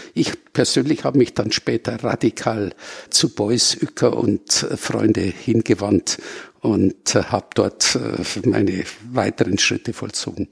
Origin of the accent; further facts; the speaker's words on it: Munich, Bavaria, Germany; ich bin geborener Münchner